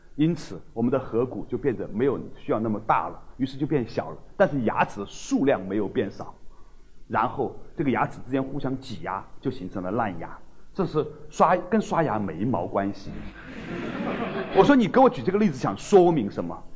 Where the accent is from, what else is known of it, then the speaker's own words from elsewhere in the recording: China; 我们中国人